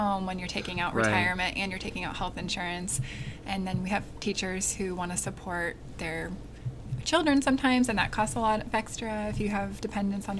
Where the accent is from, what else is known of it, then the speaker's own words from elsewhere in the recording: Portland, Oregon, United States; I grew up in Portland, Oregon